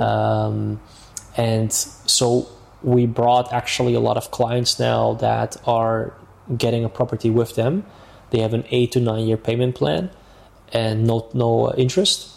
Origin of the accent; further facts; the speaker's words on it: Amsterdam, North Holland, Netherlands; moved away as an adult; now in Marbella, Spain; I am originally from Amsterdam, mm-hmm. Netherlands.